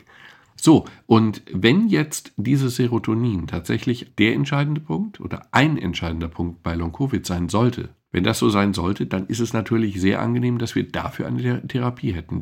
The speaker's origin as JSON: {"language": "German", "country": "Germany", "said": "wir als Deutsche"}